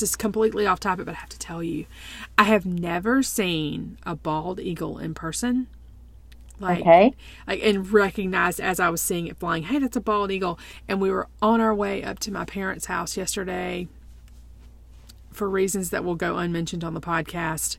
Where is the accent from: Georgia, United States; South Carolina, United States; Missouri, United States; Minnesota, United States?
South Carolina, United States; I was born in South Carolina in the 70s. I went to elementary school with no air conditioning, and high school for that matter.